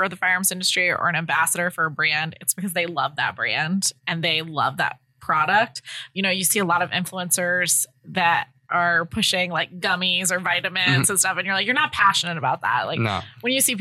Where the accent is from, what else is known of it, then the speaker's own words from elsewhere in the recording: Connecticut, United States; I'm from Connecticut